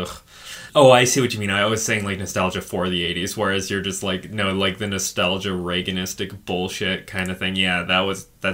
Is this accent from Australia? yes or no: yes; Australia; when I was growing up in Australia